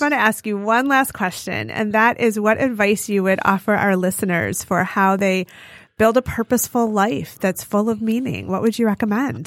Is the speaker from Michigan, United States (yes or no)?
yes; Detroit suburbs, Michigan, United States; I've lived in the suburbs